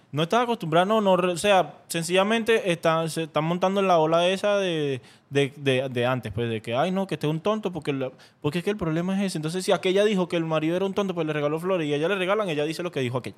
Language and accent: Spanish; Caracas, Capital District, Venezuela; yo soy de Caracas